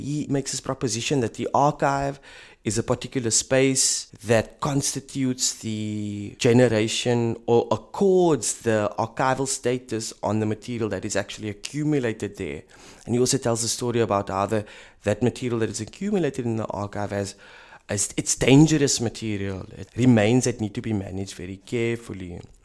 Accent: South Africa; moved away as an adult; now in Berlin, Germany; I'm a South African working in an institution that analyzes Europe

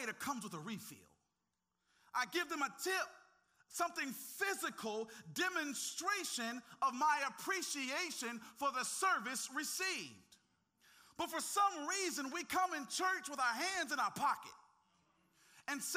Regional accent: the South, United States; I grew up in the South.

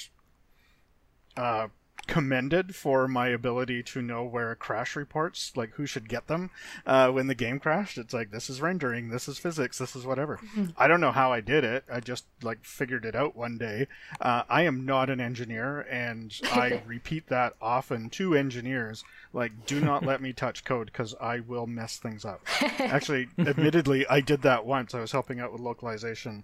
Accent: Canada; I am Canadian

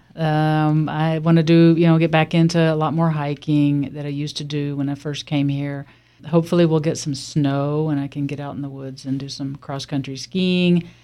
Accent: Alabama, United States; now in Warm Springs, United States; I grew up in Alabama in a small town, much smaller than Warm Springs

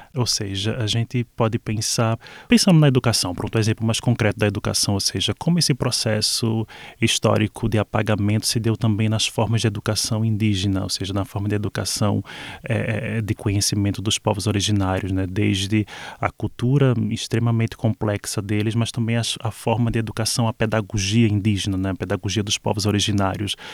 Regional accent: Olinda, Pernambuco, Brazil; moved away; Eu falo especificamente de onde eu vim. Eu nasci em Olinda

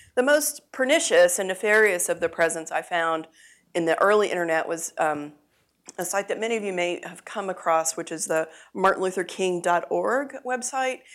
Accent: Texas, United States; I uh, was born and raised in Texas

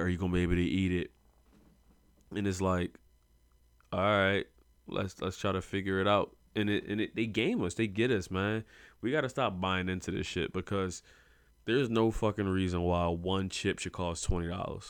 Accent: Philadelphia, Pennsylvania, United States; I come from Philadelphia.

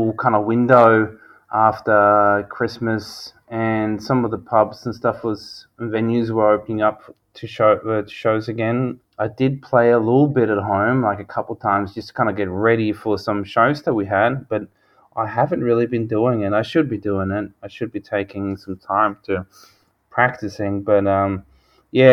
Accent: Sweden; now in Australia; where I grew up in Sweden, and then coming here to Australia

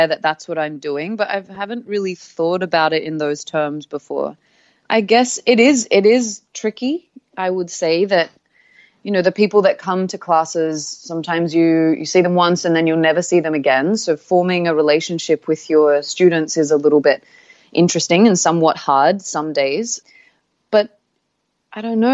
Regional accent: Australia; moved away as an adult; also born or lived in Sydney; now in Bali, Indonesia; I am an Aussie

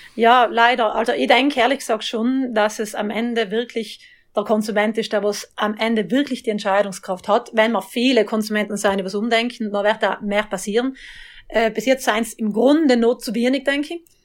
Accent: South Tyrol, Trentino-Alto Adige, Italy; Ich bin ja Südtirolerin auch, wie man hört

